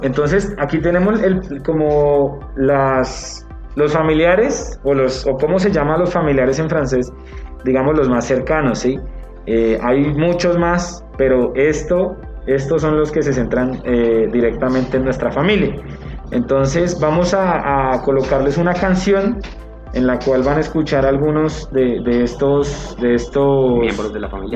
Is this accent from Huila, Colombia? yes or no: yes; Neiva, Huila, Colombia; moved away; Vengo de Neiva, ¿sí? Eh, es como, la, como para decir mi ciudad de origen